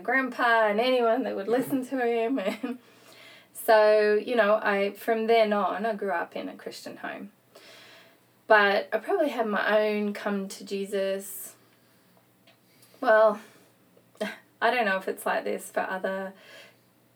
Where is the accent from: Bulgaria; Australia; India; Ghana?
Australia; moved away; also born or lived in Utah, United States / West Indies; I'm from Australia. And so I grew up there and for a majority of my life, from about 5 years on, I grew up there.